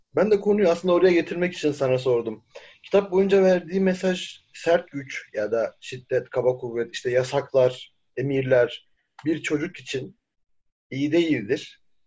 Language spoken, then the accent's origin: Turkish; Çukurova, Turkey